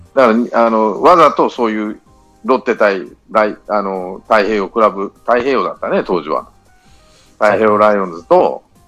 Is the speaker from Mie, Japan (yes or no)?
yes; Mie, Japan; 地元が三重なんで